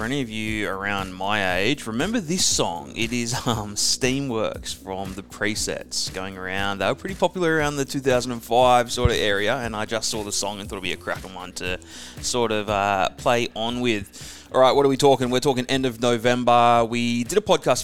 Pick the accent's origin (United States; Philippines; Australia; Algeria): Australia; Perth, Western Australia; moved away; it's my hometown. I do love Perth